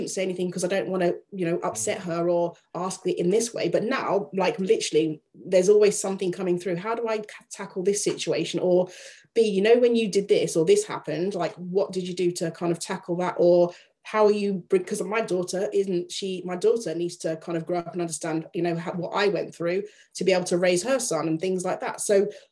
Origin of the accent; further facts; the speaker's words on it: Yorkshire and the Humber, United Kingdom; my father was in the army, traveled around a lot, but I grew up in Yorkshire